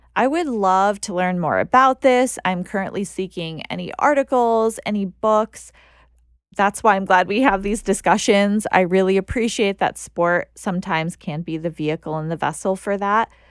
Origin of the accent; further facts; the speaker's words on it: United States; being an American